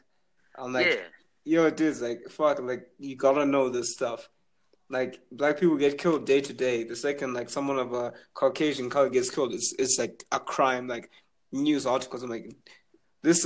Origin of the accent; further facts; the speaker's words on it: Zimbabwe; I'm from Zimbabwe